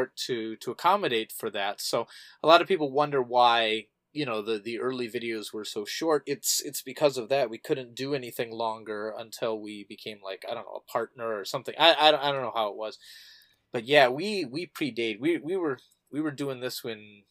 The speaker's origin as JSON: {"language": "English", "region": "Wisconsin", "country": "United States", "moved": "yes", "lives_now": "Japan", "said": "I'm originally from Wisconsin"}